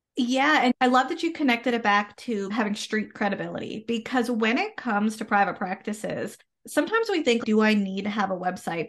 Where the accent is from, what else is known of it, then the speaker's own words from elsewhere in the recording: Canada; I am a Canadian social worker